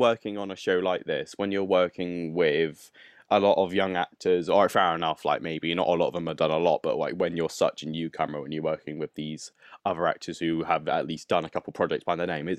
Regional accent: Bournemouth, South West England, United Kingdom; I'm from Bournemouth.

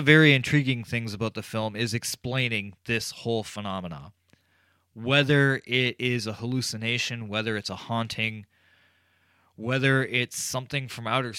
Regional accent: Canada; I'm Canadian

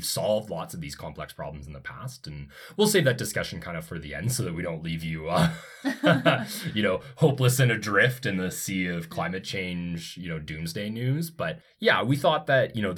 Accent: Calgary, Alberta, Canada; also born or lived in Ontario; I grew up in Calgary. I obviously spent some years living in Ontario

